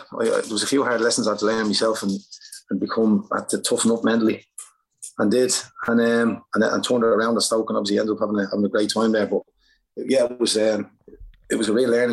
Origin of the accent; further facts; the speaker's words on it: Ireland; moved away; I'm Irish